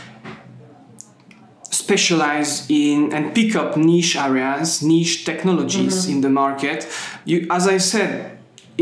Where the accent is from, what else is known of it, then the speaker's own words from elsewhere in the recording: France; moved away as an adult; also born or lived in Europe; now in Sydney, Australia; I come from France